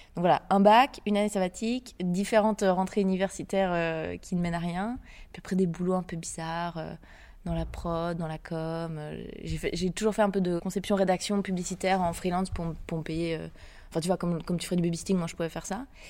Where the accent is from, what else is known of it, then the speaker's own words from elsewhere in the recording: Geneva, Switzerland; also born or lived in France; Je viens de Genève, en Suisse. J'ai passé le gros de ma vie là-bas, mais aussi un peu en France.